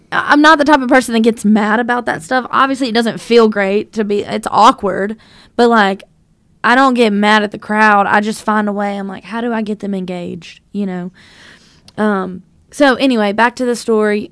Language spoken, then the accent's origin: English; North Louisiana, United States; now in Nashville, United States; I grew up in North Louisiana